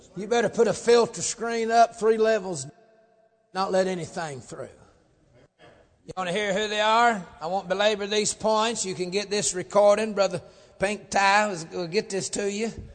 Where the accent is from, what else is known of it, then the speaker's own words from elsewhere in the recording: Georgia, United States; moved away; I come up from Georgia